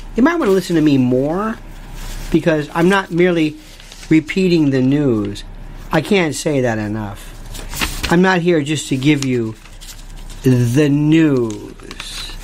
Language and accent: English; Florida, United States; I'm from Florida, not Florida, Florida, and I was raised on hurricanes.